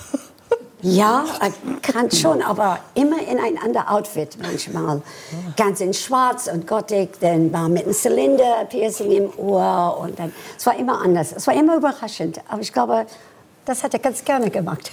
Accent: Washington, District of Columbia, United States; German is a second language; moved away as an adult; also born or lived in Frankfurt; now in Germany; Ich bin mit 18 von den USA nach äh, Deutschland gekommen zu arbeiten als Balletttänzerin und sprach kein Deutsch

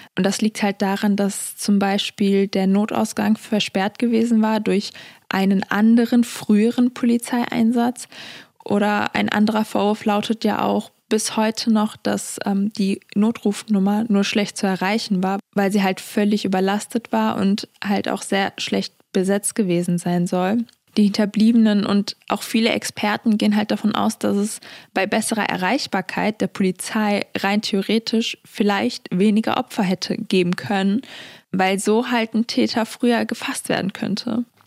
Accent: Germany; meine Heimat Deutschland

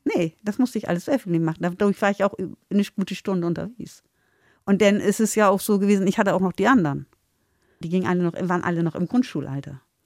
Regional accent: Bremen, Germany; born or raised there; also born or lived in Lindheim (birthplace, uncertain ASR)

